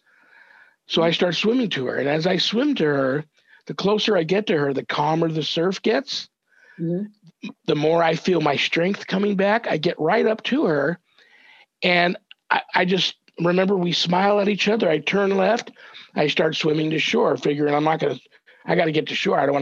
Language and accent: English; Los Angeles, California, United States; I'm 10 years old, growing up in Southern California, San Fernando Valley